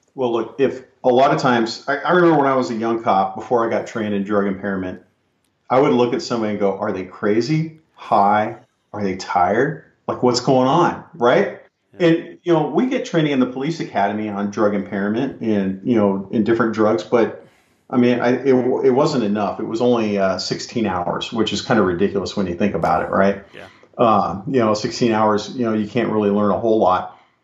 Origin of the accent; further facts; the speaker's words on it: California, United States; I'm from California, I worked in the San Francisco Bay Area